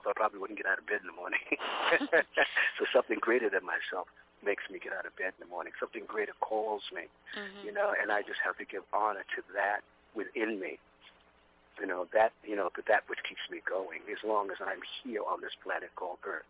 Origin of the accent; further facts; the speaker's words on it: New York City, New York, United States; I was a kid from Brooklyn. I'm a kid from Brooklyn.